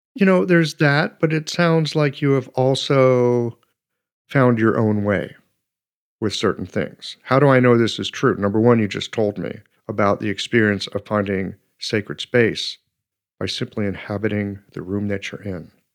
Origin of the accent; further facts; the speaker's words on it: United States; being an American